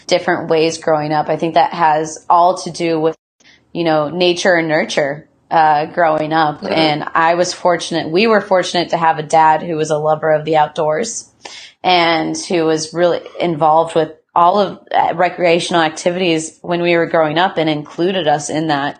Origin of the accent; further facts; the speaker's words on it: Midwest, United States; also born or lived in Athens, Ohio; now in Seattle, United States; Growing up in the Midwest